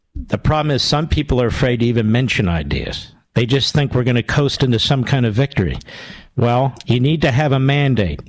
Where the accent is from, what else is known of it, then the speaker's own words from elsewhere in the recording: Philadelphia, Pennsylvania, United States; when I was a kid growing up in Philadelphia